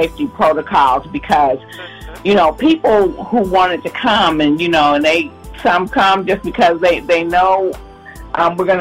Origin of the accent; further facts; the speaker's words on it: Ohio, United States; moved away; also born or lived in Charlotte, North Carolina; I'm from Ohio